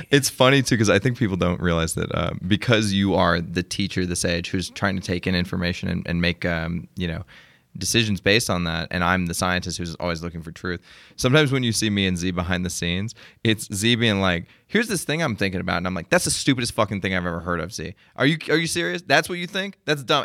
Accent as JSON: {"language": "English", "region": "Arkansas", "country": "United States", "tie": "born or raised there", "also_born_or_lived": "San Mateo, California", "moved": "yes", "said": "when I grew up in Arkansas, we, uh, lived ne-, near the Peanut Factory"}